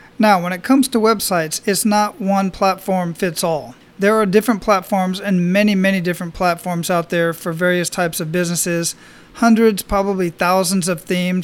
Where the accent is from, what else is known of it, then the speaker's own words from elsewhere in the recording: Phoenix, Arizona, United States; now in Hawaii, United States; I grew up in Phoenix.